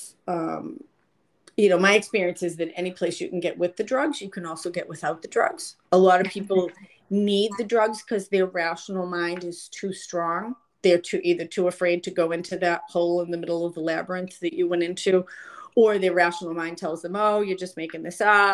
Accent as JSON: {"language": "English", "town": "Boston", "region": "Massachusetts", "country": "United States", "tie": "born or raised there", "also_born_or_lived": "San Francisco", "moved": "as an adult", "said": "I grew up in Boston"}